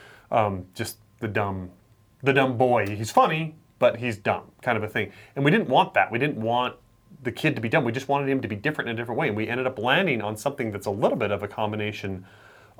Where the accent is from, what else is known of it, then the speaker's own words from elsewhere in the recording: Idaho, United States; growing up in Idaho